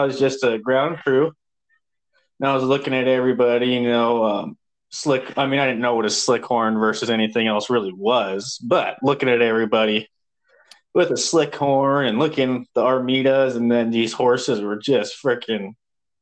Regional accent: Missoula, Montana, United States; I was born in Missoula, Montana

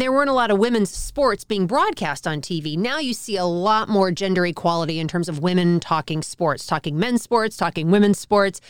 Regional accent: Dallas, Texas, United States; I grew up in Dallas

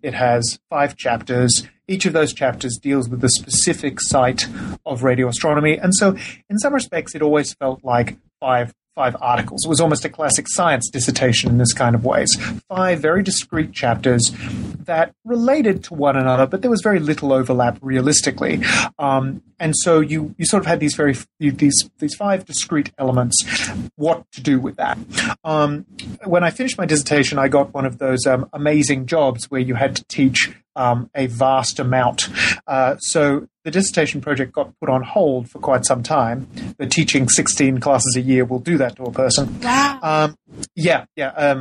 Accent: Australia; moved away; I'm originally from Australia

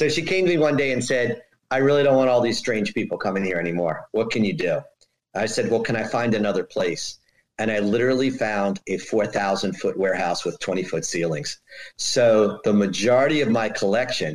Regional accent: Bethesda, Maryland, United States; now in Potomac, United States; I live in Bethesda. Well, actually, I live in Potomac, Maryland. I grew up in Bethesda

